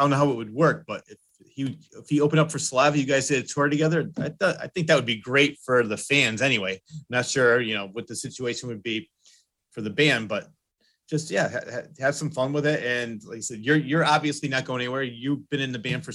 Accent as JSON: {"language": "English", "region": "Connecticut", "country": "United States", "said": "I'm from Connecticut."}